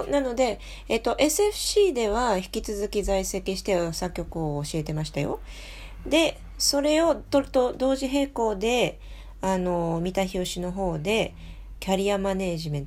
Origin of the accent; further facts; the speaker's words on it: France; Japanese is a second language; now in Japan; フランス人として日本のね大学に初めて、えーと、教員として身を置いた